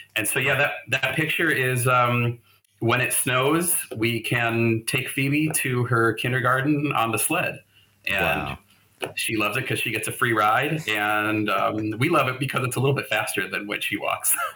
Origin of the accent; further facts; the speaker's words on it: Phoenix, Arizona, United States; moved away as an adult; also born or lived in Ohio / Denver; now in Oslo, Norway; I grew up, I'm originally from Ohio, but I really grew up in Phoenix.